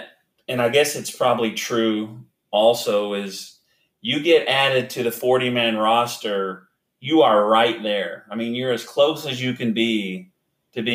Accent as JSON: {"language": "English", "region": "Oklahoma", "country": "United States", "tie": "born or raised there", "said": "I grew up in Oklahoma"}